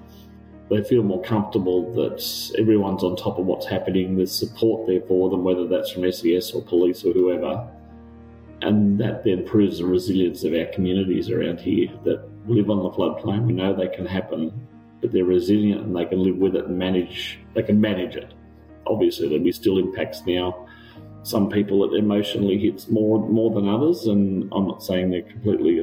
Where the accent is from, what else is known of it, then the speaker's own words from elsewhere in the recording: Gundagai, New South Wales, Australia; I come from Gundagai, which is further upstream on the same river